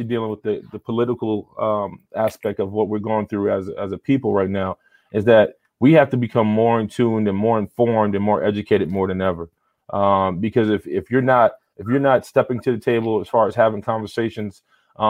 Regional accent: New York City, New York, United States; I'm from the South Bronx, New York, born and raised.

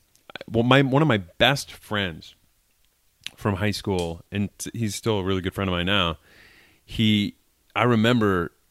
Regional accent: East Bridgewater, Massachusetts, United States; born or raised there; now in Los Angeles, United States

